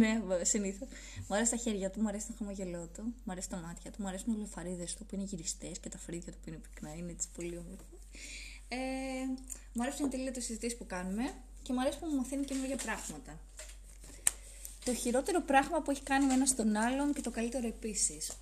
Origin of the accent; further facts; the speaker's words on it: Athens, Attica, Greece; Εγώ γεννήθηκα στην Αθήνα